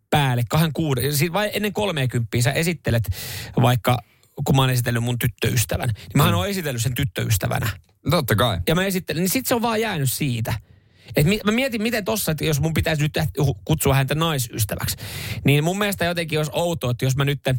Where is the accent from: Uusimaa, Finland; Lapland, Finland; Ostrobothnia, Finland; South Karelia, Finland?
Ostrobothnia, Finland; On, on se meillä Pohjanmaalla.